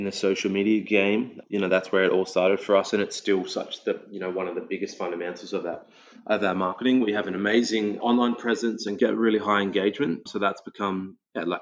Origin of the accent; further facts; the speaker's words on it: Australia; growing up in the Australian multicultural climate, you know, like as a kid, you're growing up